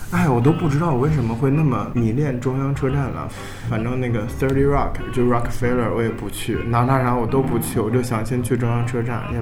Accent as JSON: {"language": "Chinese", "town": "Qingdao", "region": "Shandong", "country": "China", "tie": "born or raised there", "said": "那但是我在青岛长大，我也没有觉得有很重的海味。"}